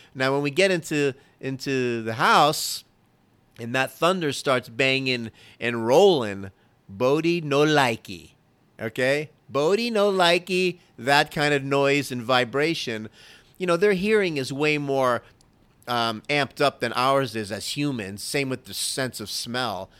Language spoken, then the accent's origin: English; Florida, United States; now in Dallas, United States; I'm originally from Florida